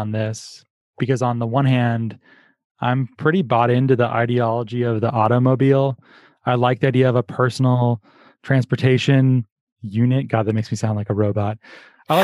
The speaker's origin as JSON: {"language": "English", "country": "United States", "tie": "born or raised there", "also_born_or_lived": "Orange County, California / Phoenix, Arizona", "said": "growing up, I spent a lot of time in Orange County or in like Phoenix"}